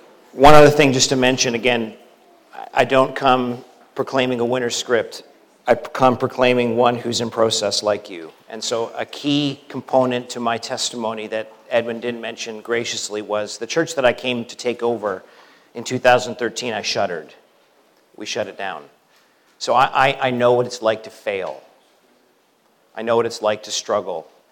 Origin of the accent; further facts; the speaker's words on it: Canada; moved away as an adult; now in United States; as a Canadian now coming down to the U.S.